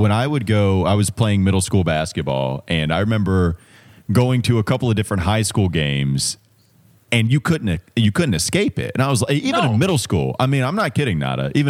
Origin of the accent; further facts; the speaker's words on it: Indiana, United States; born there; maybe it's me being a little biased to my home state of Indiana to some degree. That's where I was born